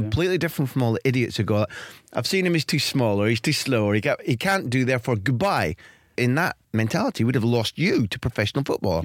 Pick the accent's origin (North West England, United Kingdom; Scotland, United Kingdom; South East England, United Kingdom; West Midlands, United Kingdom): Scotland, United Kingdom; accent: Scottish